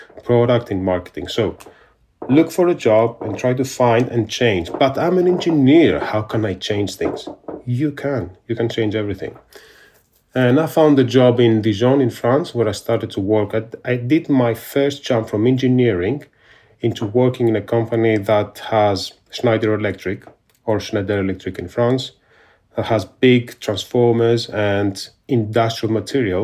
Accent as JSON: {"language": "English", "region": "Peloponnese", "country": "Greece", "tie": "born or raised there", "also_born_or_lived": "Athens, Greece", "moved": "yes", "lives_now": "United Kingdom", "said": "even though I was born in Athens, I come from a very small village in the Peloponnese. And when I was 5 years old, this is the time that I went to live there together with my family."}